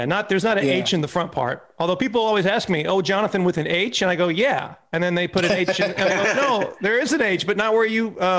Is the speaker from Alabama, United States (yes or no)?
yes; Mobile, Alabama, United States; I grew up in the South in Mobile, Alabama